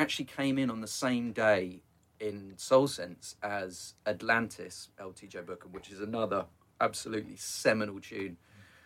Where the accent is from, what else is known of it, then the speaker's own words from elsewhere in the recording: Luton, East of England, United Kingdom; So I'm from Luton originally